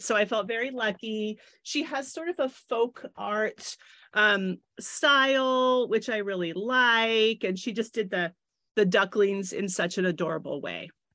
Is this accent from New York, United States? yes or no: no; San Francisco, California, United States; I grew up here in San Francisco